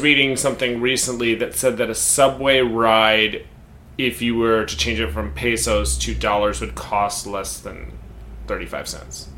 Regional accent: United States; as an American

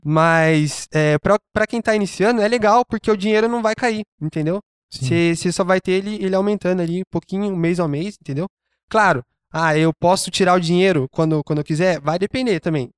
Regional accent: Brazil; como brasileiro mesmo, eu sou. Eu, eu amo ser brasileiro

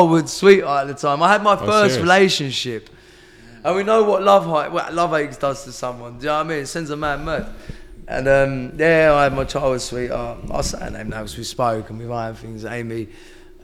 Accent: United Kingdom; I'm some kid from the South Coast.

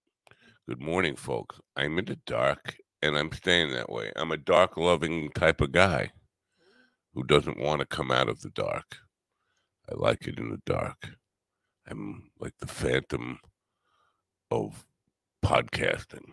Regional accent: New York, United States

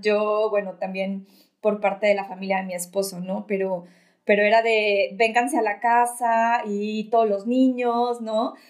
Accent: Mexico City, Mexico; yo también soy de la Ciudad de México, pero, pero tengo aquí a, a mi familia

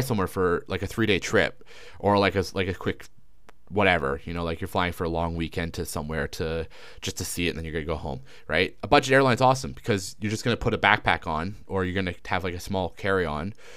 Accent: Canada; moved away as an adult; now in China; as a Canadian

